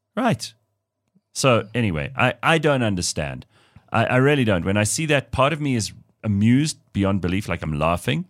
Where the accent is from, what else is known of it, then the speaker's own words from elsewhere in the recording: South Africa; being South African